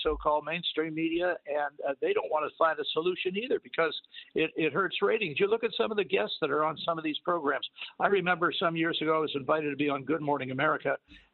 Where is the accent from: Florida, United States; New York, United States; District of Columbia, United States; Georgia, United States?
District of Columbia, United States; Washington; When I was growing up in Washington, D.C.